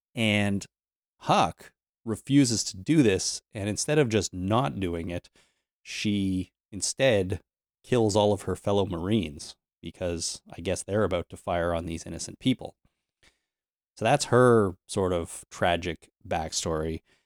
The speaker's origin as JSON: {"language": "English", "country": "Canada", "said": "I'm Canadian"}